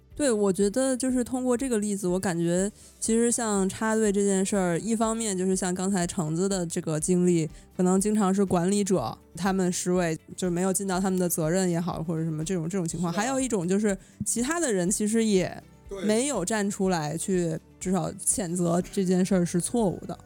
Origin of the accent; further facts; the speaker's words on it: northern China, China; 我是在这个，从小在北方城市长大